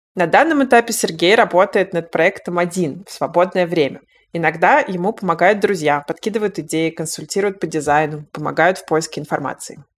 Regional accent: Yoshkar-Ola, Mari El, Russia; moved away as an adult; now in Moscow, Russia; Я тоже родилась и выросла в Вишкороле, но уехала оттуда в Москву почти 15 лет назад

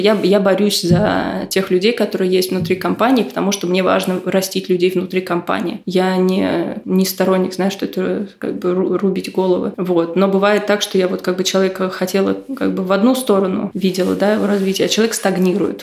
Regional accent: Moscow, Russia; Я росла в Бутово в 90-е

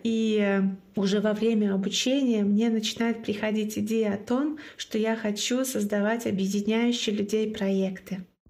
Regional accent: Russia; first language Komi; Russian is a second language; moved away as an adult; now in Plauen, Germany; русский язык — это не мой родной язык, мой родной язык — коми. И я до четырех лет по-русски практически не разговаривала

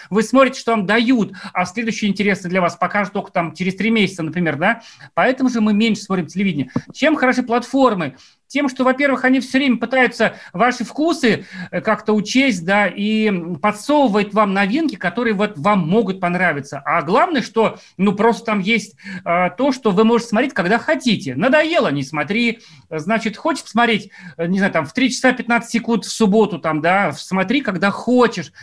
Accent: Ufa, Bashkortostan, Russia; очень мои многие уфимские знакомые знакомы, я из Уфы

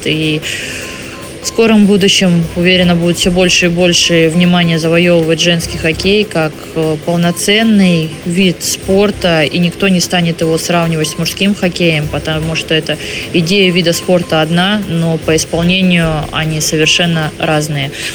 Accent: Khabarovsk, Khabarovsk Krai, Russia; now in Ufa, Russia; в городе Хабаровске, откуда я родом

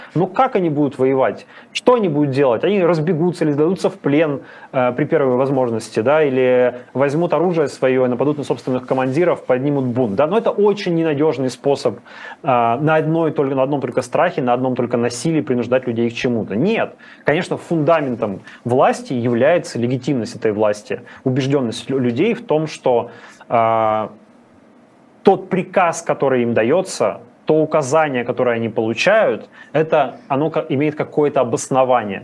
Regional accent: Yekaterinburg, Sverdlovsk Oblast, Russia; я из Екатеринбурга

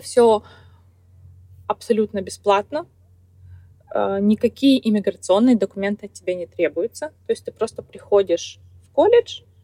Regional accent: Kazakhstan; moved away as an adult; now in United States; в моей стране, в Казахстане, угу. я из Казахстана, из небольшого городка

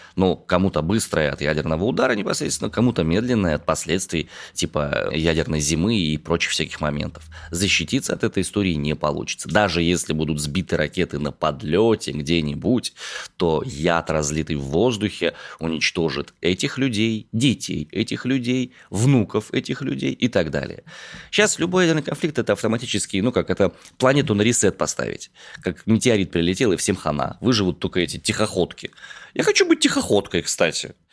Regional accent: Omsk, Omsk Oblast, Russia; я родом из Омска.

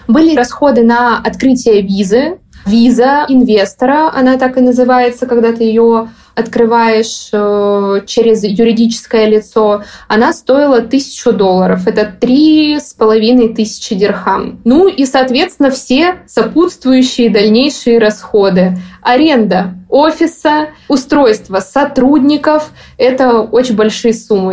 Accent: Saint Petersburg, Russia; moved away as an adult; also born or lived in Moscow, Russia; now in Dubai, United Arab Emirates; Я сама из Петербурга

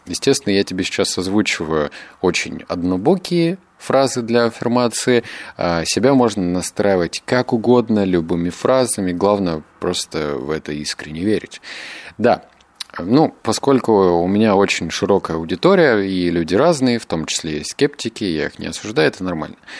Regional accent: Novosibirsk, Novosibirsk Oblast, Russia; я обычный парень из Новосибирска

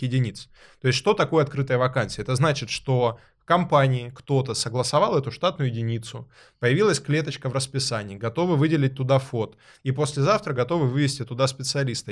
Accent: Rostov-on-Don, Rostov Oblast, Russia; Я родом из Ростова-на-Дону

